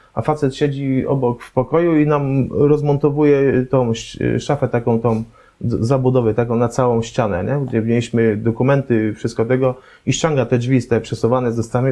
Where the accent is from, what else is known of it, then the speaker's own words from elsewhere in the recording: Poznań, Greater Poland, Poland; jestem z Poznania, jestem z Poznań